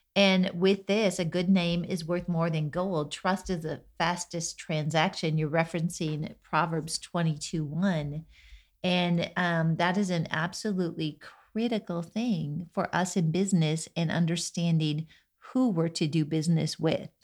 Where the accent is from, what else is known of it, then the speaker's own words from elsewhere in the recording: Minnesota, United States; I grew up in Minnesota